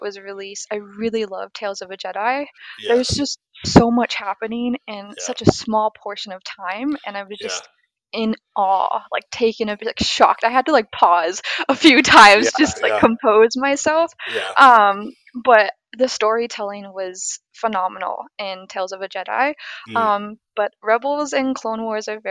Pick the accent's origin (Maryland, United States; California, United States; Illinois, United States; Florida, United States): California, United States; Orange County; moved away as an adult; now in Texas, United States; I was in Orange County